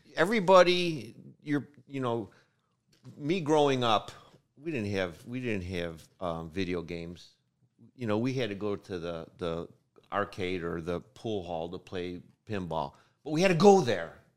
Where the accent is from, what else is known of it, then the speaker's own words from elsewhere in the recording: United States; I was born in America